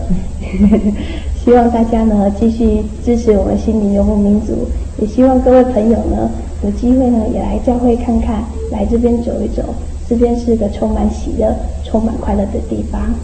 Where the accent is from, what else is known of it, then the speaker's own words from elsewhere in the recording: Tainan, Taiwan; 她也是我们台南人